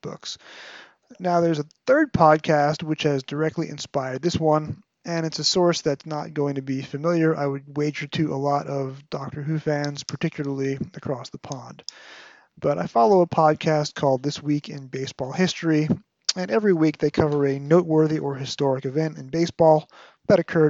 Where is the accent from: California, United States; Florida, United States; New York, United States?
New York, United States; my PBS station growing up in New York